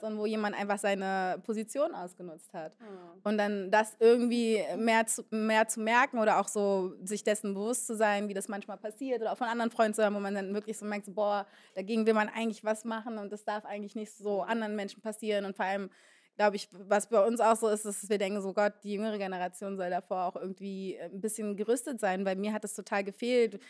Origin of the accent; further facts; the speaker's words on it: Berlin, Germany; Ich komme ursprünglich aus Ostberlin und bin dann in Moabit groß geworden